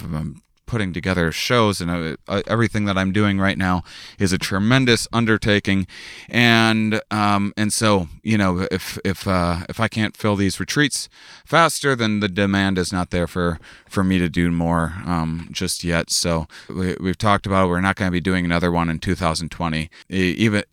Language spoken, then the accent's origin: English; La Crosse, Wisconsin, United States; moved away; I'm in my hometown. I'm at the University of Wisconsin, La Crosse